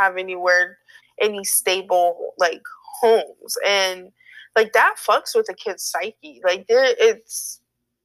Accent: Florida, United States; I'm from Florida

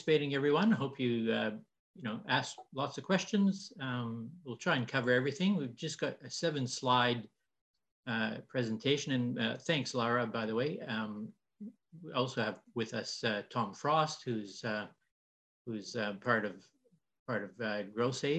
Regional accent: Canada; moved away as an adult; now in Australia; you'll see that I talk funny. I came from Canada 17 years ago today

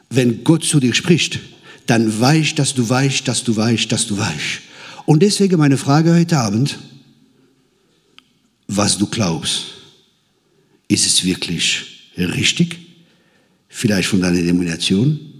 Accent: Grand Est, France; Ich komme aus dem Elsass, aus dem verheißenen Land. Das Land, wo Bier und Sauerkraut fließt.

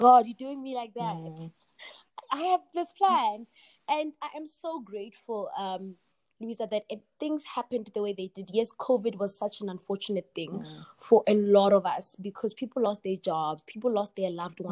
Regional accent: Kagiso, Gauteng, South Africa; moved away as an adult; also born or lived in Rustenburg, North West, South Africa / United States; I was born in Rustenburg. I was raised in Kagiso.

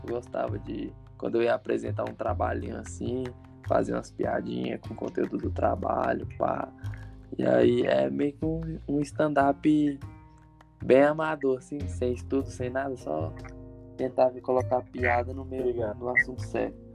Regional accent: Ceilândia, Federal District, Brazil; born there; eu nasci em Ceilândia, viado. Tá no hospital de Ceilândia.

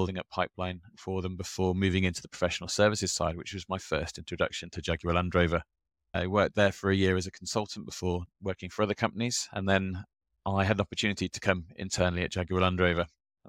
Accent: Birmingham, West Midlands, United Kingdom; born and raised in Birmingham in the United Kingdom.

